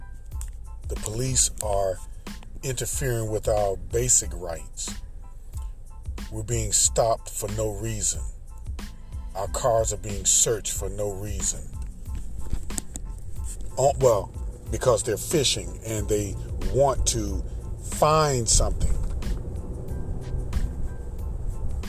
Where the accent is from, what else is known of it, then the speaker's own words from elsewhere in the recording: United States; I am American